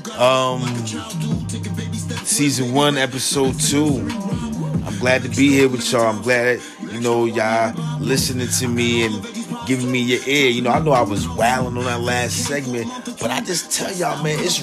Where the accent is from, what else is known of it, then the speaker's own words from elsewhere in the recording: Jersey City, New Jersey, United States; where I'm from, man, I'm from Jersey City 201, Chilltown, USA